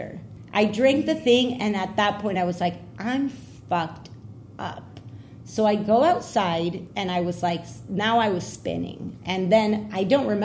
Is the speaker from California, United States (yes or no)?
yes; California, United States; I'm from California